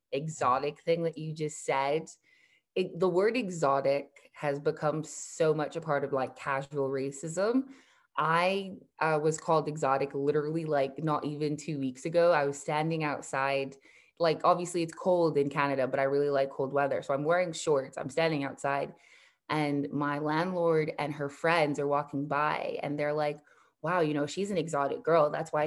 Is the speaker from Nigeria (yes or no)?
yes; Nigeria; also born or lived in United States; I'm Nigerian, I'm Yoruba, and I like was born in Nigeria, but then moved to the US. Then we went back to Nigeria